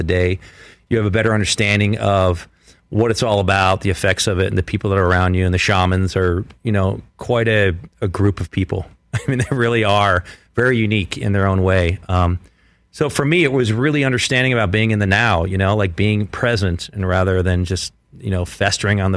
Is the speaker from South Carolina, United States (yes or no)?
no; Philadelphia, Pennsylvania, United States; growing up in Philadelphia